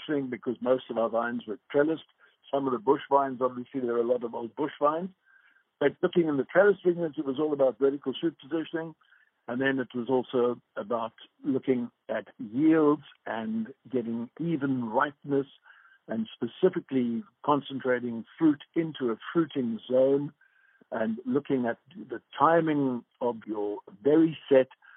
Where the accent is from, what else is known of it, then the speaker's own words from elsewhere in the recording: Johannesburg, Gauteng, South Africa; moved away; I'm from Johannesburg